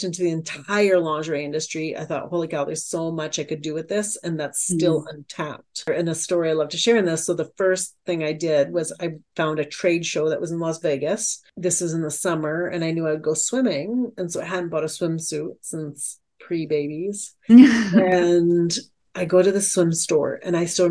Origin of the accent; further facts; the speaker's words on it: Alberta, Canada; as a Canadian